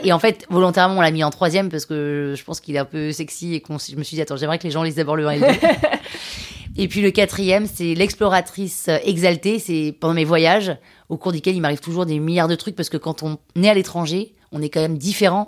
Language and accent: French; Limousin, Nouvelle-Aquitaine, France; je viens du Limousin